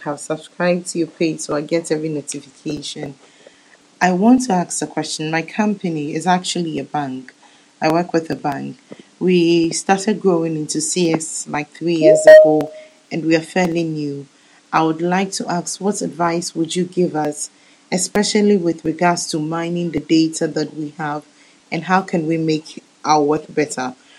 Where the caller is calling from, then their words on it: Ghana; I'm calling from Ghana